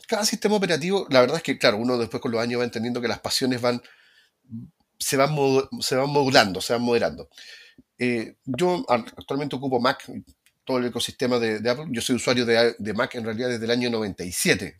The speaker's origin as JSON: {"language": "Spanish", "region": "Valparaíso", "country": "Chile", "said": "yo soy de Valparaíso"}